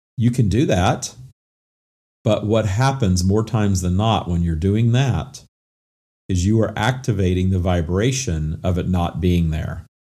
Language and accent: English; Minden, Louisiana, United States; moved away as an adult; also born or lived in Atlanta / Florida; I moved away from my hometown of Minden, Louisiana